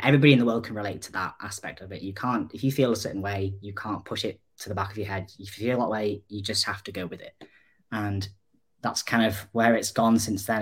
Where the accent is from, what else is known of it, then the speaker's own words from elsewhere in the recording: North Wales, United Kingdom; I'm 29 and I'm from North Wales